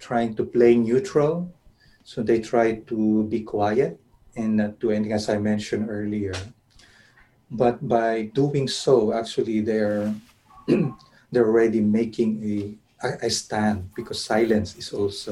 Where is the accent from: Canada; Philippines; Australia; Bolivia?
Philippines; Filipino evangelical Christians